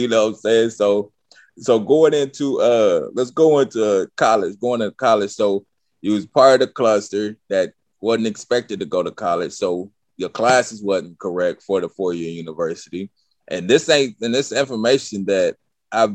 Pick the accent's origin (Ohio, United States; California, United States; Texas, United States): California, United States; Stockton; Us from Stockton